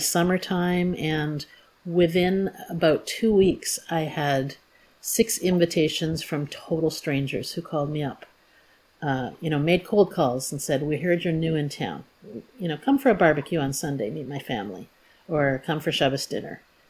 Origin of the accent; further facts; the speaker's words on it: Toronto, Ontario, Canada; also born or lived in Kitchener-Waterloo; now in Hamilton, Canada; I moved here in 1998. I grew up in Toronto, but I was in Kitchener-Waterloo for about 12 years, and then I've been here ever since.